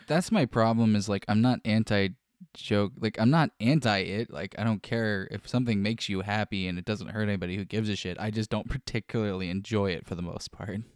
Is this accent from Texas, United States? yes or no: no; Florida, United States; I was born here in Florida and raised here in Florida and still currently live here in Florida.